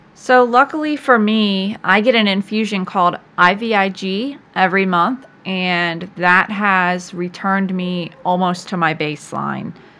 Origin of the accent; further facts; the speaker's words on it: Virginia Beach, Virginia, United States; I was born in Virginia Beach, Virginia, and I have lived there for most of my life.